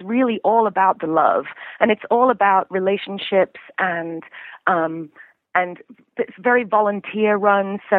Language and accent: English; London, United Kingdom; moved away as an adult; now in San Francisco, United States; I'm from London originally. I moved to San Francisco in 1999.